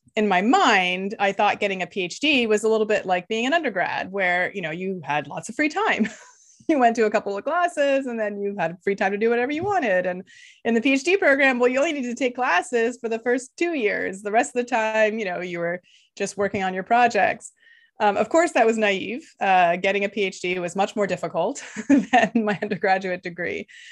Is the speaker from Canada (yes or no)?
yes; Canada; first language Lithuanian; English is a second language; So I grew up in Canada, uh, the child of immigrants from Lithuania. So until I was seven, I didn't speak any English